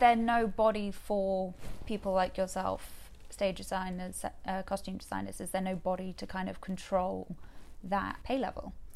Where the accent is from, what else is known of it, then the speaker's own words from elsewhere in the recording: England, United Kingdom; growing up in England